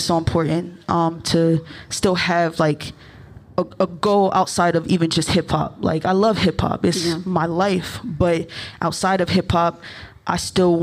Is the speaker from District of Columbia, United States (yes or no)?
no; Maryland, United States; also born or lived in Ohio / Baltimore; I grew up in Maryland, very close to DC